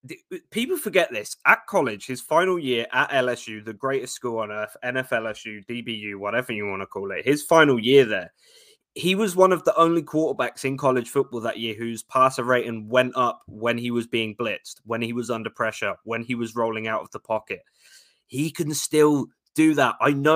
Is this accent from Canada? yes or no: no; London, United Kingdom; I'm from South London, the beautiful place we call Brixton.